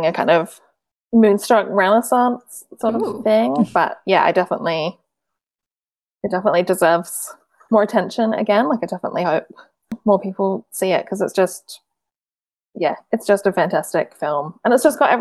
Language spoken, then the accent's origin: English; Australia; I'm Australian